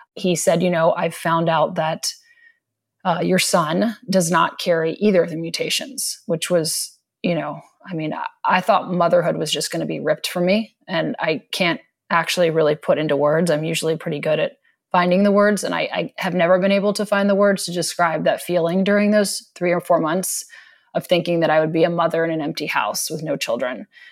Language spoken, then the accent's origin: English; East Coast, United States; moved away; I grew up on the East Coast